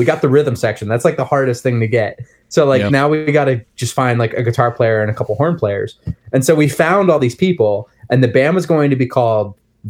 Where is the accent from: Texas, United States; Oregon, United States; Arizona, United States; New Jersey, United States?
New Jersey, United States; I grew up in New Jersey, so that was like a ska hub.